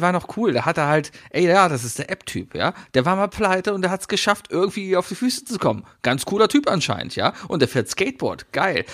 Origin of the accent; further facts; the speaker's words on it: Germany; als Deutsche